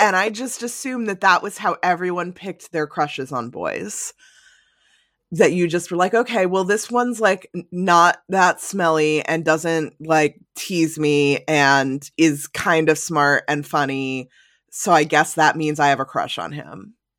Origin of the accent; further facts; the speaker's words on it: New Jersey suburbs, United States; I grew up in the New Jersey suburbs